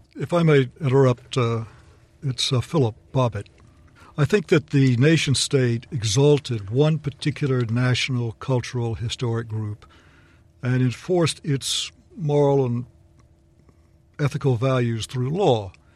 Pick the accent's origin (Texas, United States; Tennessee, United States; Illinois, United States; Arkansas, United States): Texas, United States; I'm an American, but when I'm abroad, I always say I'm from Texas.